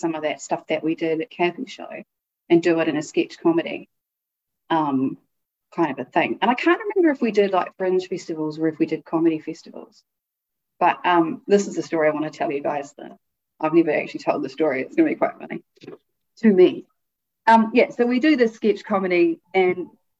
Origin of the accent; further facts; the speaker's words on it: Auckland, New Zealand; moved away; also born or lived in Christchurch, New Zealand / Hamilton, New Zealand; I'm born and raised New Zealand. So I was born in Christchurch. And then my family moved up to Hamilton.